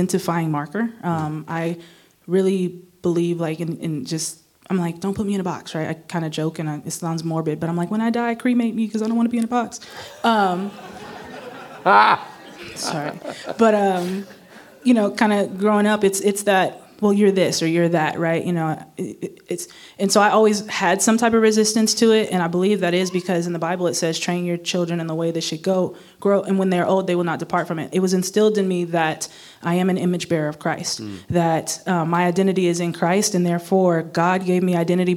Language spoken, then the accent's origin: English; Long Beach, California, United States; I'm originally from Long Beach or Los Angeles